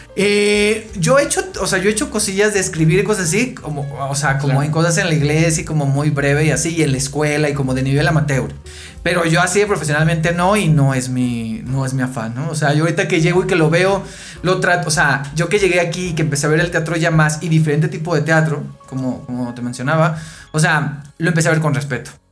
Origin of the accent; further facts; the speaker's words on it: Mexicali, Baja California, Mexico; now in Mexico City, Mexico; yo soy de Mexicali, ¿no? Entonces en Mexicali no hay mucho teatro como tal. Sí hay una oferta en los últimos años y cuando yo era adolescente, eh, niño adolescente